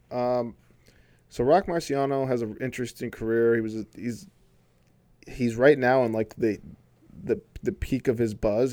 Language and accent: English; Flint, Michigan, United States; I'm from Flint